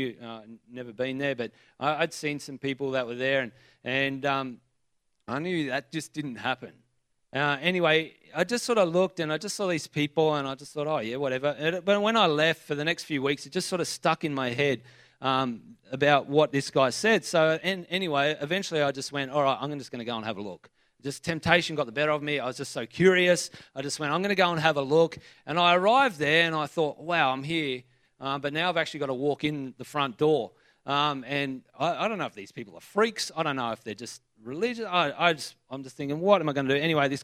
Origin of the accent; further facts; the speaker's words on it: New South Wales, Australia; I was brought up in Spring, like in this area. I went to Gosford Primary, Henry Kendall